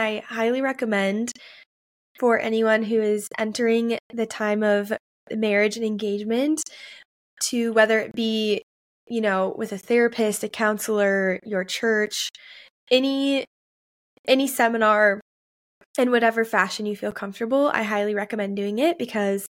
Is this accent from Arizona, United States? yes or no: no; Maple Grove, Minnesota, United States; the church I grew up in Maple Grove, Minnesota